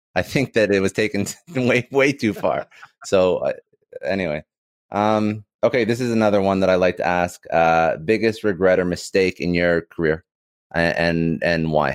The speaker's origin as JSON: {"language": "English", "country": "Canada", "also_born_or_lived": "Toronto", "said": "I'm Canadian"}